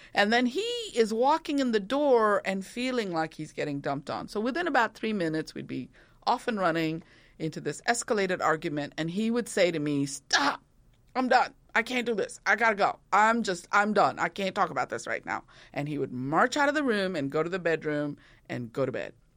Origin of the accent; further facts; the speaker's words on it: India; moved away; growing up in India